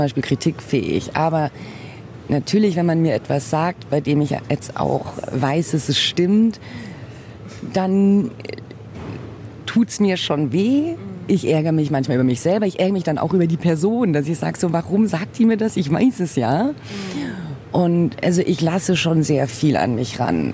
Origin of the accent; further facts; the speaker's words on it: Munich, Bavaria, Germany; ich bin hier in München geboren und wurde auch in Anführungszeichen deutsch, französisch und brasilianisch erzogen